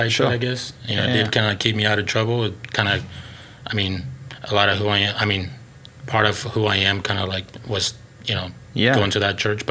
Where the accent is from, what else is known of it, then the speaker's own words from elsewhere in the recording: Oklahoma, United States; also born or lived in Celaya, Guanajuato, Mexico; He brought me up here when I was pretty much nine. And then, but I just, you know, I've been here pretty much ever since